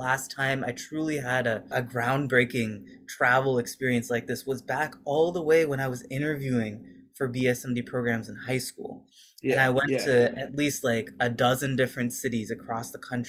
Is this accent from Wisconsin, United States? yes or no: no; Seattle, Washington, United States; we were growing up in Seattle